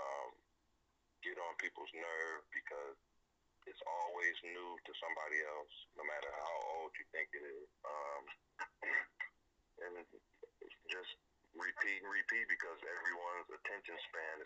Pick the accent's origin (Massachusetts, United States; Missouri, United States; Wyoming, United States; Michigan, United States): Michigan, United States; Flint; born and raised in Flint, Michigan